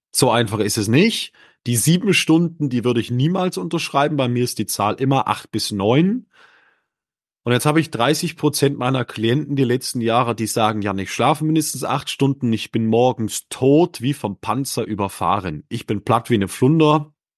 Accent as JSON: {"language": "German", "region": "Northern Germany", "country": "Germany", "tie": "born or raised there"}